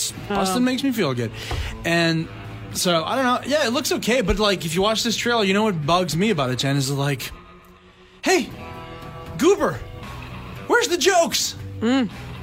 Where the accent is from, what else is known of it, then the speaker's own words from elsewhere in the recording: Canada; as a Canadian, you know what a pile of Timbits looks like